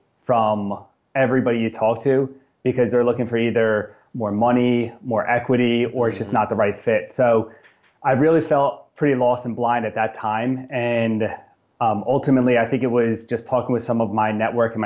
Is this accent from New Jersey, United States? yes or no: yes; New Jersey, United States; born and raised in South Jersey.